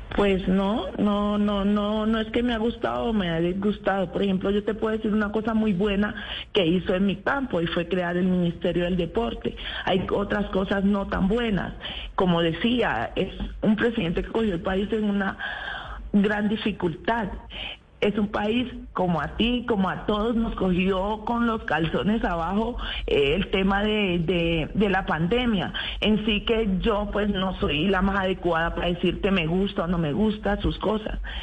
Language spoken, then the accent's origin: Spanish; Apartadó, Antioquia, Colombia; yo no soy bayona, yo soy antioqueña, soy nacida en el, en el apartado Vengo de esa tierra hermosa y preciosa que representaré siempre